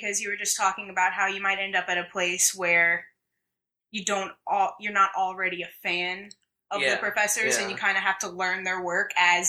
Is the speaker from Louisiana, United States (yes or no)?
yes; New Orleans, Louisiana, United States; I'm a poet from New Orleans.